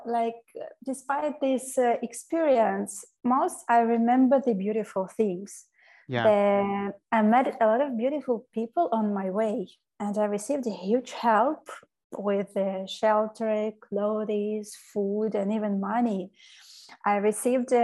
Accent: Ukraine; moved away as an adult; now in Spain; I am coming from Ukraine

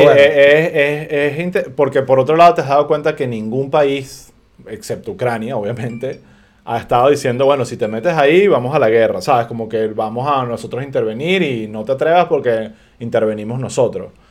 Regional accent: Venezuela; uno como venezolano

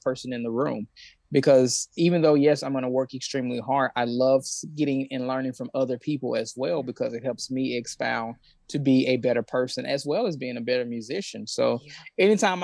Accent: West Memphis, Arkansas, United States; I grew up in West Memphis, Arkansas, which is right next to Memphis, Tennessee

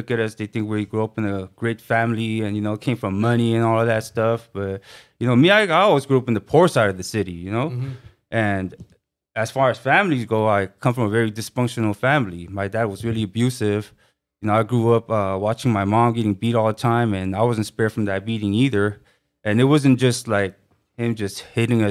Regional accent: Los Angeles, California, United States; born or raised there; also born or lived in Korea / Atwater Village / Glendale

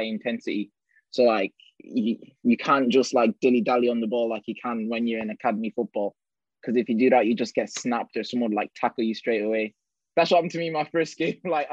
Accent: Ireland; now in Bolton, United Kingdom; I was born in Ireland. I played in Bohemians there

